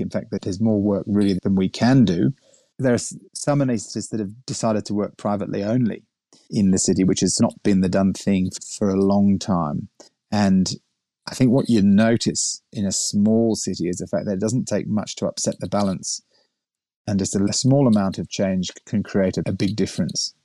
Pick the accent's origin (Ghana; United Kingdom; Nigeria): United Kingdom; England; moved away as an adult; also born or lived in Sydney, Australia; now in Orange, Australia; I'm English. I grew up in England and did my university in the UK.